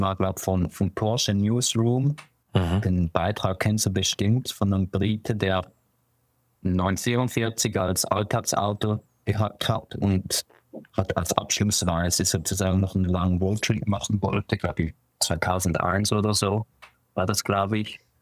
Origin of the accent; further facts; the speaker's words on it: Winterthur, Zurich, Switzerland; also born or lived in Basel; ich bin in Zürich geboren und aber aufgewachsen in Winterthur